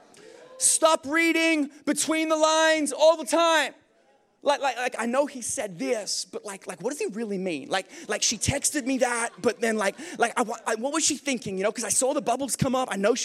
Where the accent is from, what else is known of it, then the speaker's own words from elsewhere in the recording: Australia; moved away; I'm from Australia.